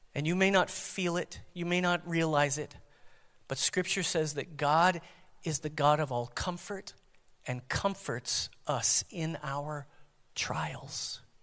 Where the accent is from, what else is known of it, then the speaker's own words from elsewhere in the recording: United States; as American Christians